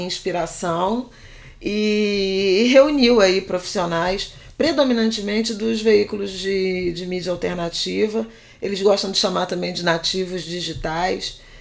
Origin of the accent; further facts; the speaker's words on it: Brazil; Nós somos brasileiros, brasileiras